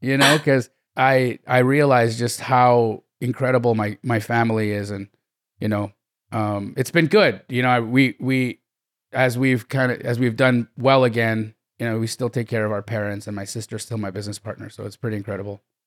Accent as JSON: {"language": "English", "town": "Calgary", "region": "Alberta", "country": "Canada", "tie": "born or raised there", "said": "I grew up in Calgary, Alberta, Canada"}